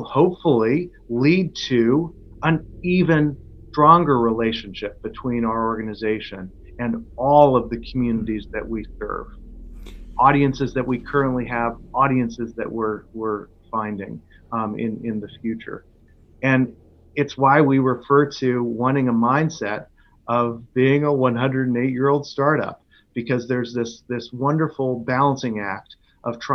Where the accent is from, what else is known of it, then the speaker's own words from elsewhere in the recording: Boston, Massachusetts, United States; also born or lived in Houston / San Francisco; now in Baltimore, United States; I grew up in Boston